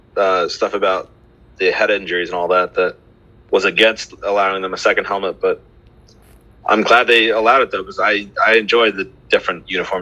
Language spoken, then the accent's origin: English; Summit, New Jersey, United States; my hometown there in Summit, New Jersey